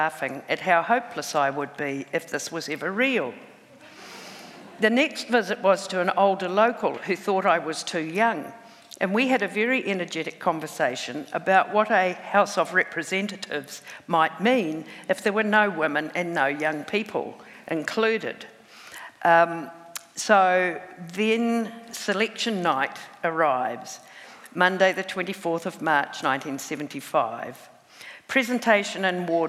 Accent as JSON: {"language": "English", "town": "Huntly", "region": "Waikato", "country": "New Zealand", "tie": "born or raised there", "said": "my hometown of Huntley"}